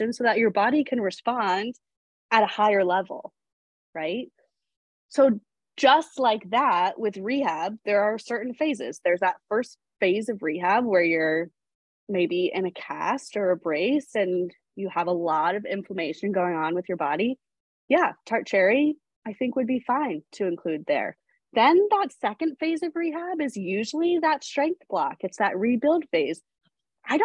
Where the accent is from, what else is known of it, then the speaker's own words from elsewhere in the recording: New England, United States; now in California, United States; I grew up in New England